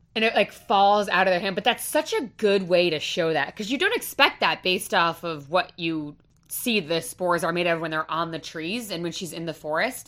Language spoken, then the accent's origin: English; Rhode Island, United States; I am from Rhode Island, born and raised